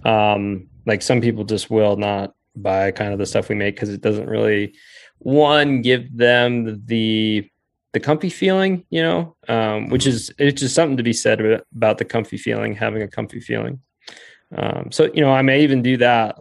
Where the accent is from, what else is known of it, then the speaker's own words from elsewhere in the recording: Rifle, Colorado, United States; I grew up in in Rifle, Colorado, which was a really cool place to grow up